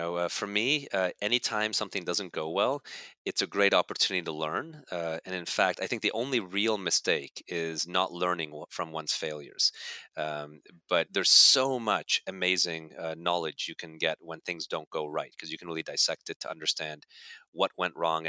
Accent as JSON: {"language": "English", "country": "Hungary", "tie": "born there", "also_born_or_lived": "Germany / Canada", "said": "I was born in Hungary, so I picked it up there. Then I lived in Germany and lived in Canada, where we learned French, and then of course English"}